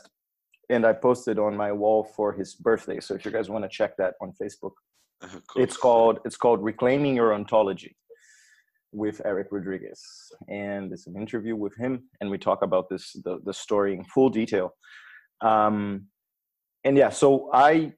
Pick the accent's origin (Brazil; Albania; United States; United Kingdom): Brazil; now in Berlin, Germany; I'm Brazilian as well